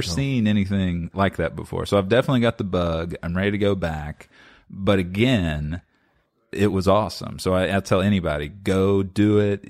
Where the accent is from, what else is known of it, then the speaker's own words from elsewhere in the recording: Lexington, Kentucky, United States; I've born and raised in Lexington